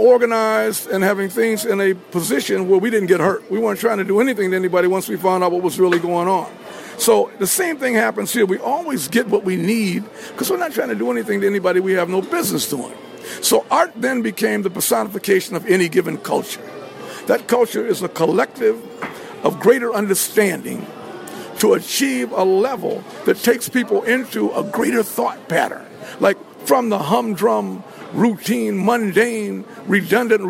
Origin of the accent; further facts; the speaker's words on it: Philadelphia, Pennsylvania, United States; also born or lived in Washington, D.C. / New York City; I'm from Philadelphia, Pennsylvania. Born in Washington, D.C., and perfected my craft in New York City, Harlem